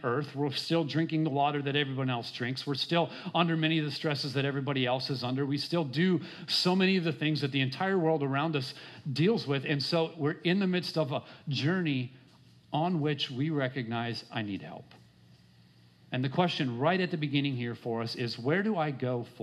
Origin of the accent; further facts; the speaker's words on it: Minnesota, United States; I grew up in Minnesota.